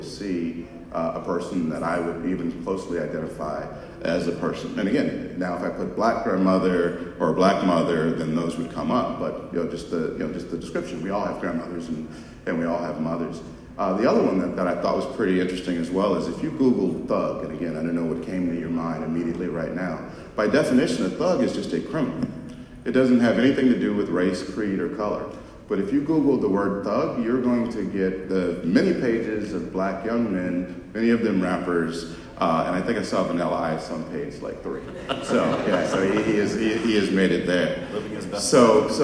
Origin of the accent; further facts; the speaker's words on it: Los Angeles, California, United States; I grew up in South Central Los Angeles